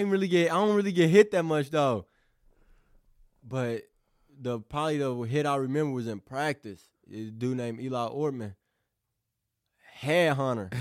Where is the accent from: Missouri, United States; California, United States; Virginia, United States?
Missouri, United States; New Madrid; also born or lived in Caruthersville, Missouri; now in Festus, United States; I came from New Madrid